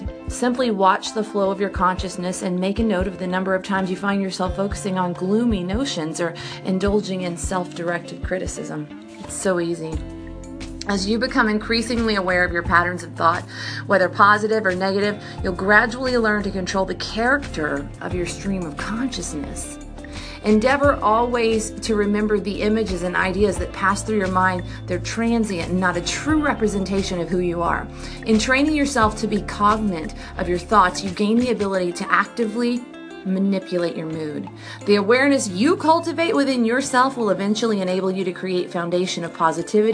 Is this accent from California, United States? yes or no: no; Brenham, Texas, United States; I'm from Brenham, Texas